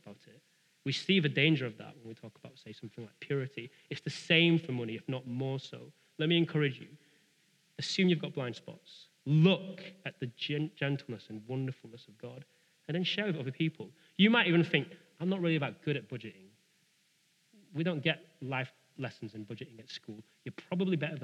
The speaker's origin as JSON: {"language": "English", "country": "United Kingdom", "said": "we're British."}